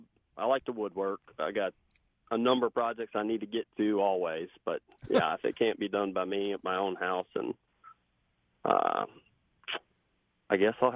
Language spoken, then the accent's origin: English; Chippewa Falls, Wisconsin, United States; moved away as an adult; now in Hendersonville, United States; I grew up in Chippewa Falls, Wisconsin, and up there just kind of was surrounded with a lot of construction. My dad built log homes. My grandfather owned a plumbing business.